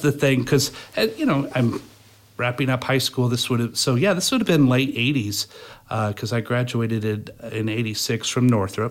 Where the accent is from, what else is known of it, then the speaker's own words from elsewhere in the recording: Fort Wayne, Indiana, United States; I've lived in Fort Wayne all my